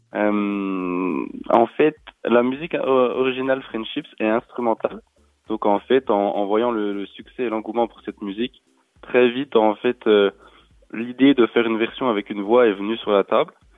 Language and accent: French; Besançon, Bourgogne-Franche-Comté, France; Je suis né à Besançon et j'habite, euh, euh, dans le coin, dans, dans le Doubs